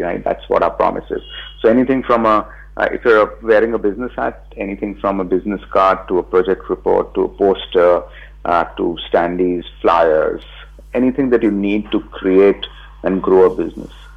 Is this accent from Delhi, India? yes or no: no; Mumbai, Maharashtra, India; also born or lived in Bangalore; I'm from Bombay and I, I'd come back to India.